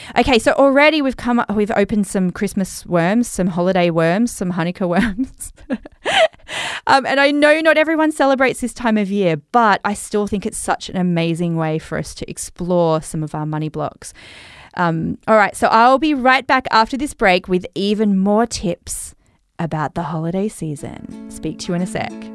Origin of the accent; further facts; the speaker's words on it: Australia; accent: Australian; my Australian accent